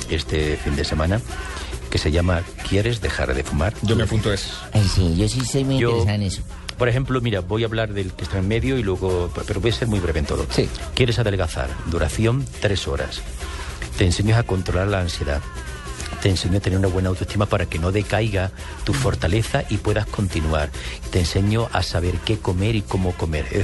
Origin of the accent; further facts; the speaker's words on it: Spain; Yo soy español.